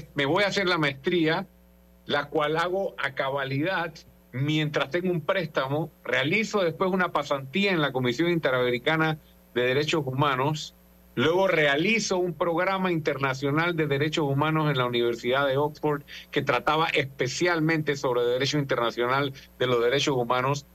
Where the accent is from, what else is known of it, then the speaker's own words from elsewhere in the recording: Panama; fui como panameño